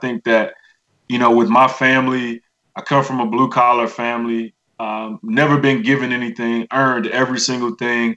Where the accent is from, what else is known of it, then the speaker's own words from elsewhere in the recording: Miami, Florida, United States; I'm from Miami. My grandmother has Southern roots. I was raised by my grandmother and uncle in a village of church folk.